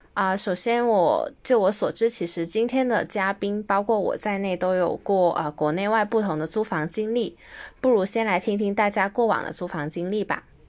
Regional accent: Guangdong, China; also born or lived in Greater Bay Area / west coast of Canada; 因为我是，呃，一个土生土长的广东人嘛，所以其实学习工作我基本上都是，呃，窝在大湾区

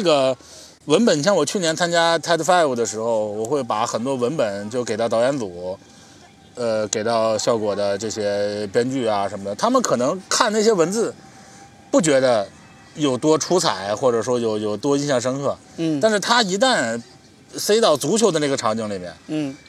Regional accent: China; 按照咱们中国人的标准，他那个他那个叫什么球场？

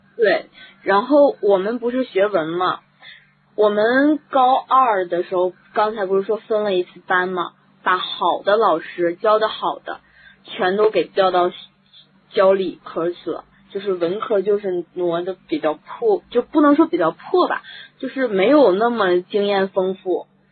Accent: Heilongjiang, China; now in Hebei, China; 我们黑龙江

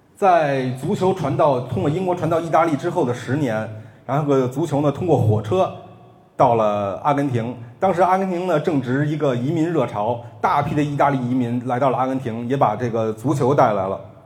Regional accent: Beijing, China; 北京国安队，因为这是我家乡的球队

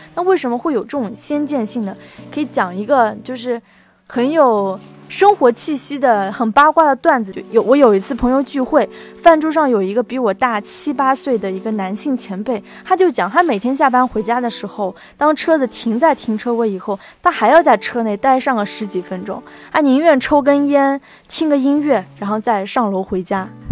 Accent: China; 我们中国人是讲前世今生的

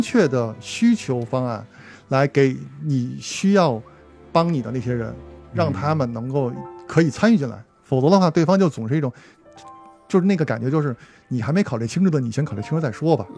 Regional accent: Beijing, China; 作为咱们这种从小在胡同儿长大的孩子，这种感受还是比较直观的

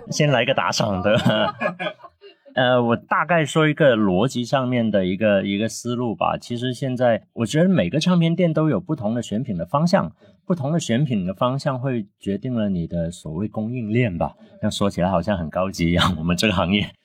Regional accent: Guangzhou, Guangdong, China; Chinese is a second language; moved away as an adult; also born or lived in Shanghai; now in Guangzhou, China; 因为我们小时候在广州就特别流行在商场里面有那种电台直播间

